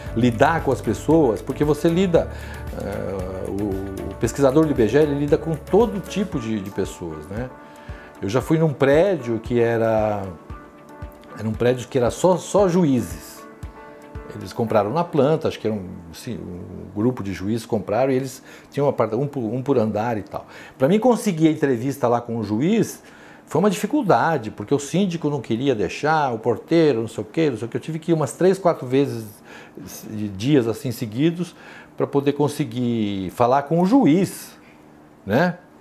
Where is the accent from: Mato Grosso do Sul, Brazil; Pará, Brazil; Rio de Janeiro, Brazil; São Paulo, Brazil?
São Paulo, Brazil; Eu sou paulistano da Gema, nasci num dos bairros mais antigos de São Paulo, que é a freguesia do Ó.